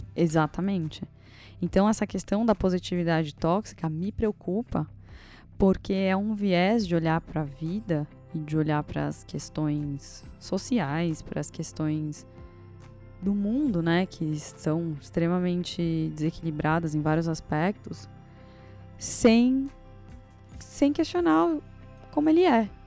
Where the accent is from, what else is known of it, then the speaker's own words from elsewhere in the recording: Brazil; eu nasci no Brasil e não nasci no Afeganistão